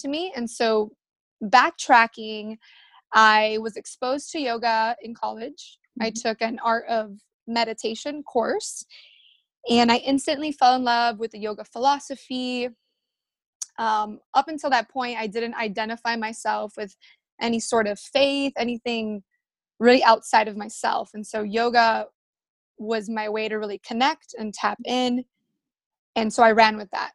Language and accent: English; Miami, Florida, United States; I was born in Miami. My parents are Cuban and I grew up very social